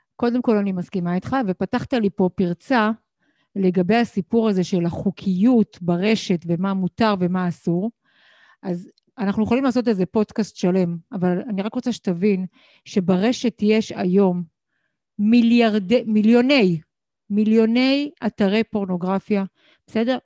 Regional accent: Israel; אני גדלתי, נולדתי בישראל בבית

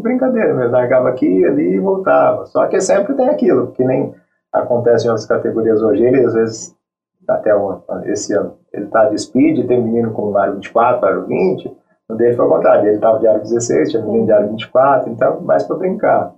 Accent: São Paulo, Brazil; eu sou de São Paulo

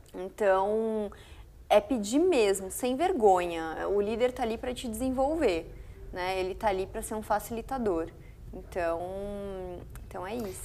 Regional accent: Foz do Iguaçu, Paraná, Brazil; moved away as an adult; now in São Paulo, Brazil; Eu sou de Foz do Iguaçu, Paraná

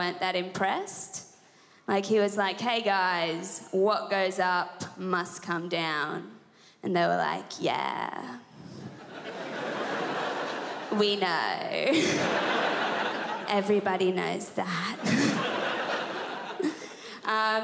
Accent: Sydney, New South Wales, Australia; I'm from Sydney, New South Wales, and I'm 24 years old.

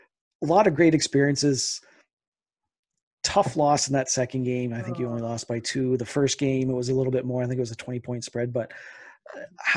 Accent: Canada; I'm a Canadian

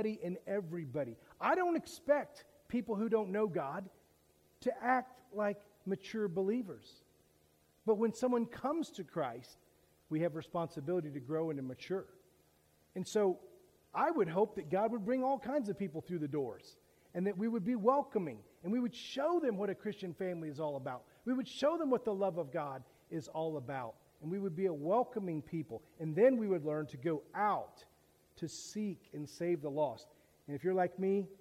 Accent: Daytona Beach, Florida, United States; I grew up in Daytona Beach

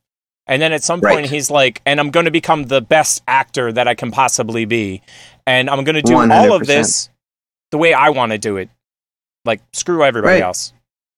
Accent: Northeast, United States; I grew up on the East Coast in the Northeast where, like

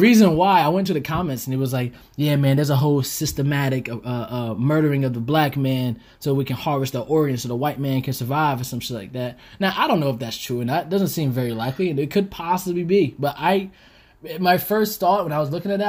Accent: the South, United States; moved away; I'm from the South

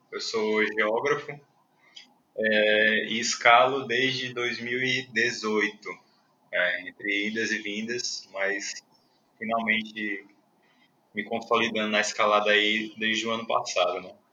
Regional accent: Fortaleza, Ceará, Brazil; Sou de Fortaleza também.

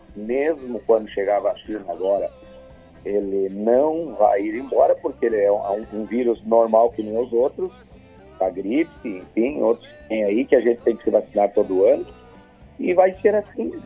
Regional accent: Soledade, Rio Grande do Sul, Brazil; lá onde eu nasci, era 30 quilômetros longe da cidade de Solebade que era a cidade mais próxima, entre a Soledade e a Arvorezinha

